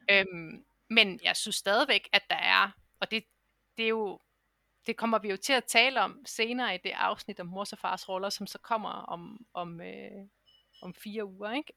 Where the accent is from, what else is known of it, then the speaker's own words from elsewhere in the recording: Denmark; moved away as an adult; jeg har jo ligesom efterladt mit arbejdsliv hjemme i Danmark